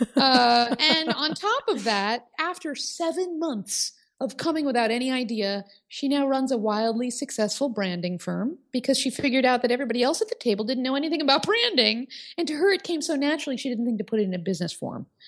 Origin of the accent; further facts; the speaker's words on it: Oak Park, Illinois, United States; my hometown of Oak Park, Illinois